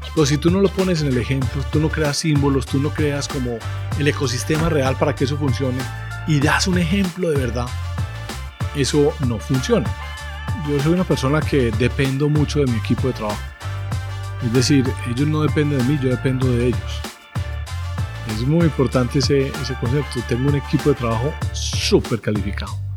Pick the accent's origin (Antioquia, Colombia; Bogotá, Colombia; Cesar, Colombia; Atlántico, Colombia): Antioquia, Colombia; Medellín; soy estudiante del Colegio Gimnasio Los Alcázares en Medellín